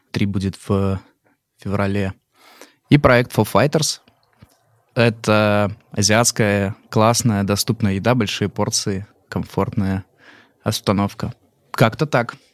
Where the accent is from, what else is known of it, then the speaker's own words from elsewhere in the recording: Minsk, Belarus; moved away as an adult; now in Moscow, Russia; Я из Минска, из Беларуси. Приехал в Москву 8 лет назад. Не знал здесь ни одного человека.